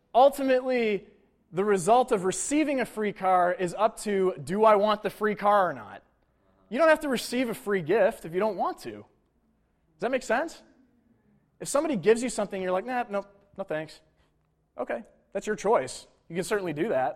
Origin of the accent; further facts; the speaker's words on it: Buffalo, New York, United States; Bills are my hometown team